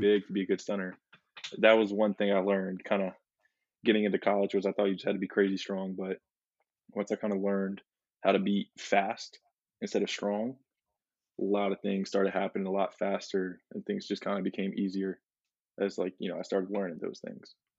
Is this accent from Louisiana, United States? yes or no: yes; Mandeville, Louisiana, United States; I'm from Mandeville, Louisiana.